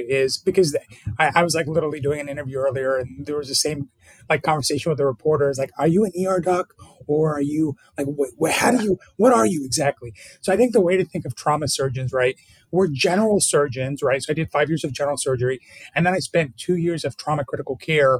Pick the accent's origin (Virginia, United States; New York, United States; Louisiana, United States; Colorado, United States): Virginia, United States; Burke; In Burke, Virginia, Northern Virginia.